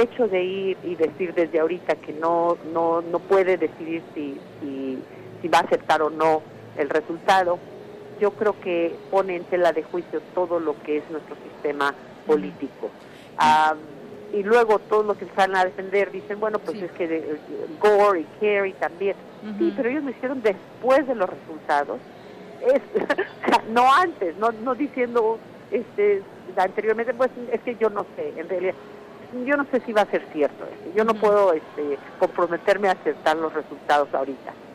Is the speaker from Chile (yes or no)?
no; Mexico; now in United States; soy inmigrante, porque soy mexicana